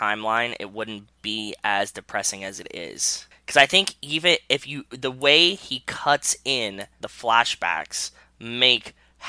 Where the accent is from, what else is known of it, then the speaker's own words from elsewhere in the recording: Pittsburgh, Pennsylvania, United States; I was born and raised in Pittsburgh.